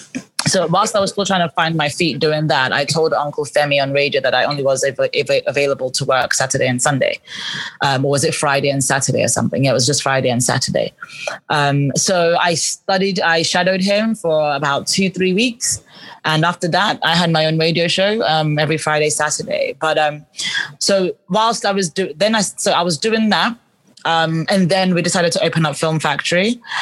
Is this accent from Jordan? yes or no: no; England, United Kingdom; accent: English; now my English accent isn't even as strong anymore. Like, I had a really strong English accent and I spoke really fast.